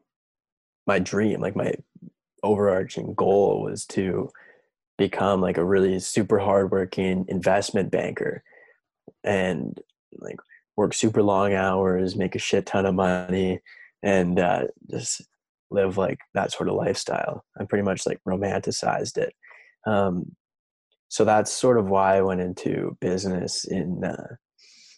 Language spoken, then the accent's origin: English; Vernon, British Columbia, Canada; moved away as an adult; now in Whistler, Canada; I'm from Vernon.